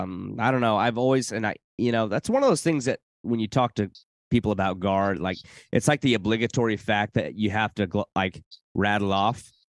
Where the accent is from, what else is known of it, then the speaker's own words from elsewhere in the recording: South Carolina, United States; born there; I was born in South Carolina, been all through